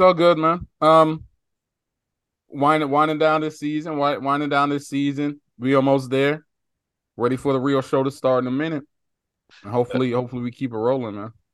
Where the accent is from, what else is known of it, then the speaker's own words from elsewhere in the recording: Bermuda; moved away; I grew up in Bermuda